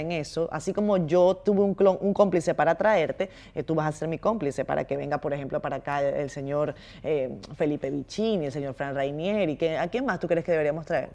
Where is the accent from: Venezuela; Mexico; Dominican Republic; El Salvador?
Dominican Republic